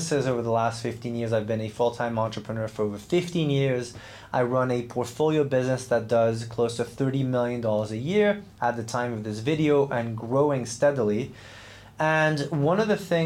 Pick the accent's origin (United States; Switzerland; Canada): Switzerland; I grew up in Switzerland, trained as a professional athlete